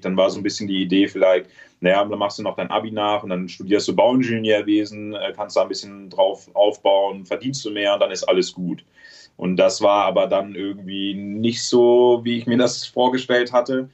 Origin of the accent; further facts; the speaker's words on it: Trier, Rhineland-Palatinate, Germany; moved away as an adult; mit 18 bin ich ja aus äh, Trier, aus meiner Heimat äh, raus